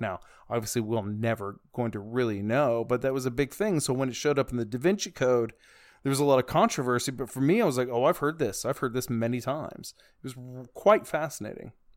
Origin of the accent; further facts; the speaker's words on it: the Bible Belt, United States; I grew up in the Bible Belt